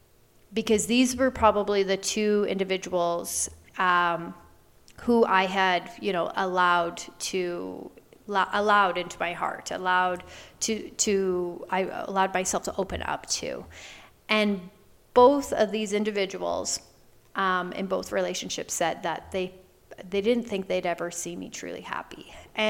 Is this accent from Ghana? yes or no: no; Canada; moved away as an adult; I moved back home to my home province. I'm originally Canadian